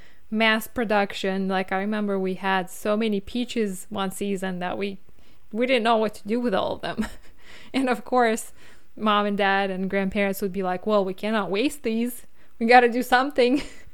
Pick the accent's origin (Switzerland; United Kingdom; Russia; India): Russia; as we were growing up in Russia, like I remember going to college